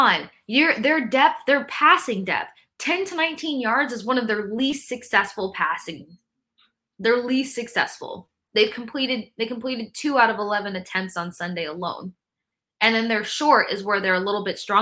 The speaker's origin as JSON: {"language": "English", "town": "Tampa", "region": "Florida", "country": "United States", "tie": "born or raised there", "said": "I grew up in Tampa"}